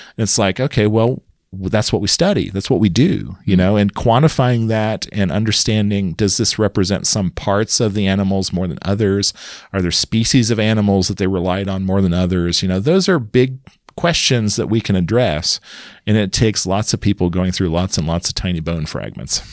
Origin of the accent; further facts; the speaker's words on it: Kansas, United States; moved away; also born or lived in Madison, Wisconsin; I grew up in Kansas, a small town